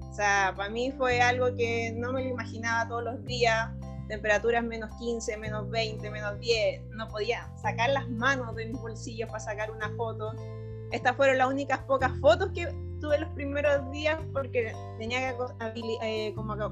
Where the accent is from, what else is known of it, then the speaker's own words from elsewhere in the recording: Chile; moved away as an adult; porque yo me fui desde Chile con un lugar donde iba a llegar